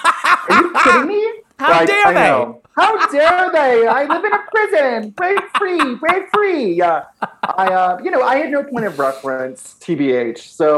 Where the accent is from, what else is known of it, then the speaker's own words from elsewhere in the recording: Ventura, California, United States; But yeah, I grew up in Ventura, California, which is an hour north of Los Angeles, which is very like quintessential sleepy beach town, like blue collar vibes.